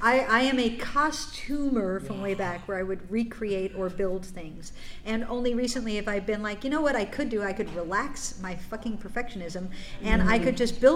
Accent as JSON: {"language": "English", "region": "Minnesota", "country": "United States", "said": "I'll be over here being Minnesotan."}